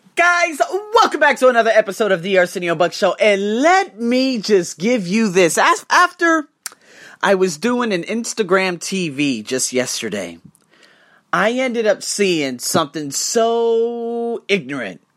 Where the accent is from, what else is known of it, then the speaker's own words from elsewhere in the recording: United States; I'm American